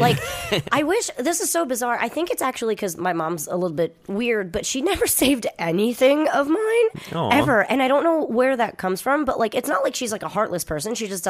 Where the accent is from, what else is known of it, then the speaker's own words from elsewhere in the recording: New Jersey, United States; moved away; I grew up in New Jersey.